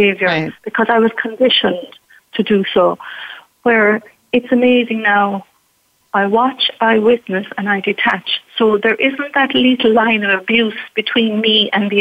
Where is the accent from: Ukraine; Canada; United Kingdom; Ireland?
Ireland; me being Irish, definitely we had an authoritarian society. At the time when I was brought up